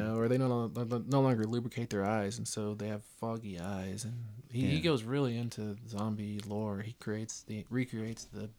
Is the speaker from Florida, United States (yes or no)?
no; West Texas, United States; I am Blackfeet. Tribal member. Blackfeet they're out of Montana. I grew up in West Texas.